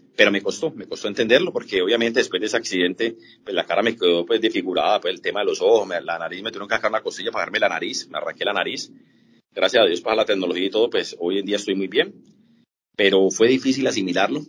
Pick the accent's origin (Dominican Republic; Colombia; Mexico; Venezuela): Colombia; los colombianos somos muy aficionados